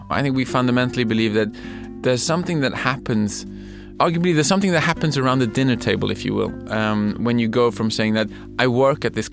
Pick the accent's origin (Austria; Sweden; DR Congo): Sweden; English is a second language; we're from Sweden, we want to do music for you guys.